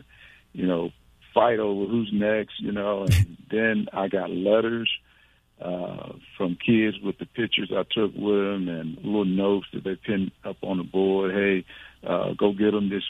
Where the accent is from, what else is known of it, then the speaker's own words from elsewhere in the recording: the South, United States; moved away; I was from the South, and I just had a lazy tongue